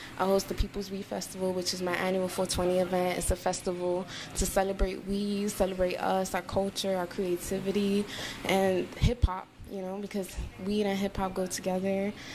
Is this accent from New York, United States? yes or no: yes; New York City, New York, United States; also born or lived in Lower East Side, New York City / Puerto Rico (ancestry); I'm a Boricua, Afro-Taina woman from the Lower East Side. I was raised in Harlem, moved there when I was 9 in East Harlem